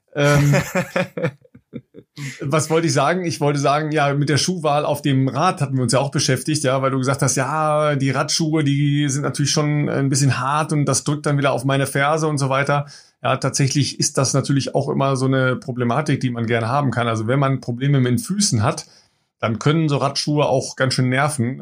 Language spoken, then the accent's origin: German; Germany; wir als Deutsche